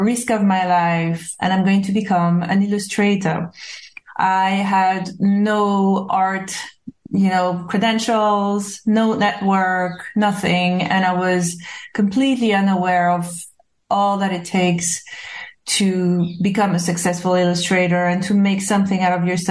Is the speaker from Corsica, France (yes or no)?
yes; Corsica, France; English is a second language; moved away as an adult; also born or lived in New York / Los Angeles; now in London, United Kingdom; I was born in Corsica